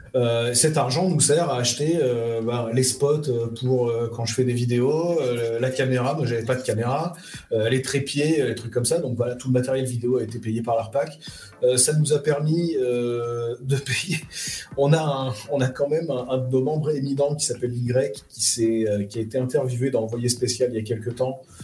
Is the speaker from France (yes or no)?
yes; France; je suis un Français moyen